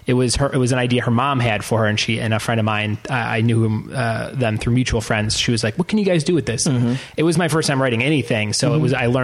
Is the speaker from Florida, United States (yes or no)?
no; Crestwood, Illinois, United States; I grew up in Crestwood, Illinois, which is right next door.